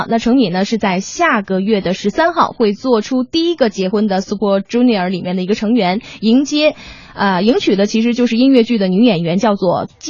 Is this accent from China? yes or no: yes; Northeast China, China; 俺们都是东北人啊